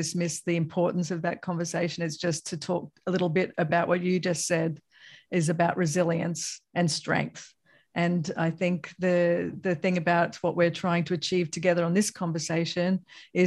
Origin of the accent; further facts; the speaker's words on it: Australia; moved away; also born or lived in Bay Area, California, United States; as an Australian-American myself, because I lived in the Bay Area for a while